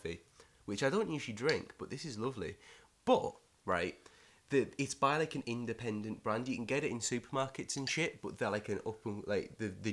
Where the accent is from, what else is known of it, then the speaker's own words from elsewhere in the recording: Middlesbrough, North East England, United Kingdom; now in Glasgow, United Kingdom; I'm from Middlesbrough